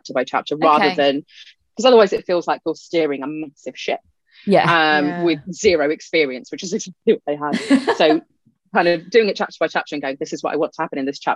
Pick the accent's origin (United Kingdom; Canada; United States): United Kingdom; first language Punjabi; English is a second language; being British Asian is like a kind of different culture of its own